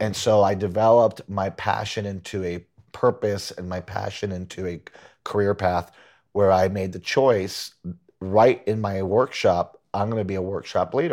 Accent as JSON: {"language": "English", "country": "Puerto Rico", "tie": "born or raised there", "also_born_or_lived": "Huntington, Long Island, New York / Boston", "moved": "as an adult", "said": "grew up in Puerto Rico"}